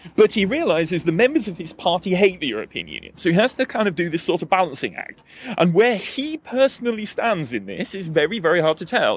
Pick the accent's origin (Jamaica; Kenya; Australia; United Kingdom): United Kingdom; Newport, Wales; now in Denmark; I'm originally from a small and depressing industrial town called Newport in South Wales, uh, but I live in Denmark these days